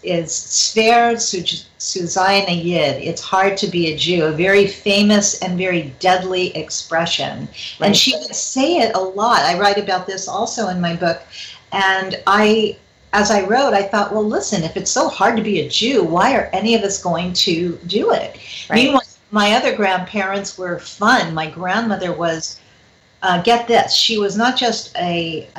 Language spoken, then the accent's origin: English; Los Angeles, California, United States; I grew up in the San Fernando Valley